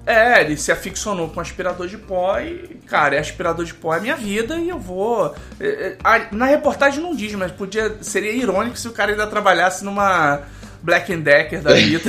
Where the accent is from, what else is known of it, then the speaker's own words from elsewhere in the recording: Brazil; a gente cresceu num Brasil ainda muito fechado